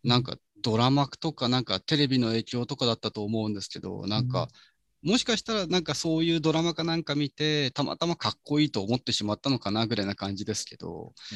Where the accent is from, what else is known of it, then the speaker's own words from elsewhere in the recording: Mishima, Shizuoka, Japan; 静岡ってもう自分の住んでるとこは伊豆なんですね